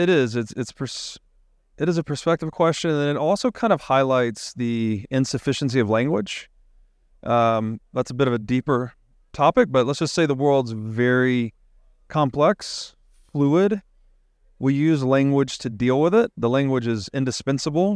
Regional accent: Tennessee, United States; growing up in Tennessee, you're outside a lot, looking at the stars

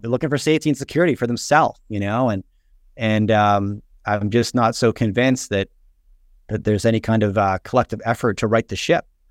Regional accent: Canada; I grew up in the nineties in, in Canada

